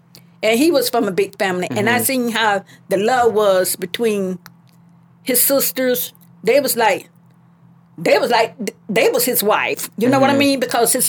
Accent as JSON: {"language": "English", "town": "Gainesville", "country": "United States", "tie": "born there", "said": "I was born"}